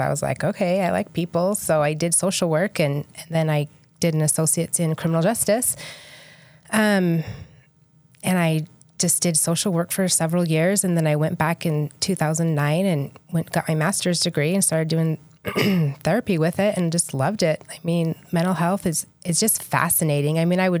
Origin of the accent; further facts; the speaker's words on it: Idaho, United States; now in St. George, United States; I've been in St. George for almost 10 years. I moved here from Idaho. I always say I'm Idaho girl at heart.